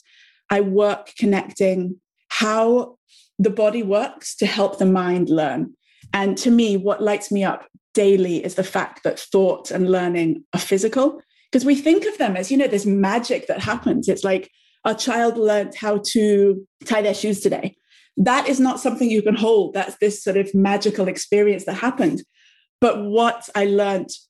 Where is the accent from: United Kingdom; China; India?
United Kingdom; England; moved away as an adult; also born or lived in New York; my background is I'm from England, as you may be able to hear, although I lived in New York for many, many, many years, about 12 years